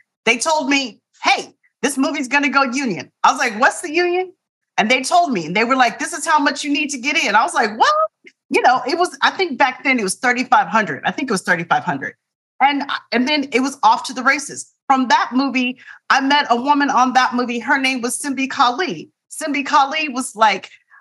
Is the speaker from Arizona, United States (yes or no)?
yes; Tempe, Arizona, United States; I'm from Tempe, Arizona. It's hot in the summer times.